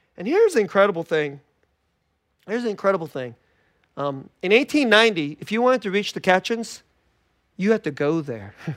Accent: Bay Area, California, United States; I grew up in the Bay Area

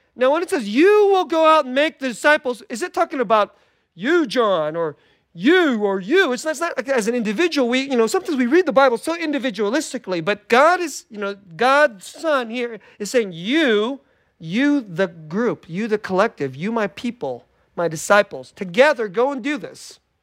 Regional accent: Bay Area, California, United States; I grew up in the Bay Area

